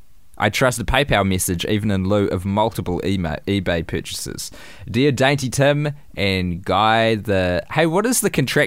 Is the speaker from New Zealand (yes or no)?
yes; New Zealand; I tried to sub in H's, but I'm a Kiwi, obviously it's hard.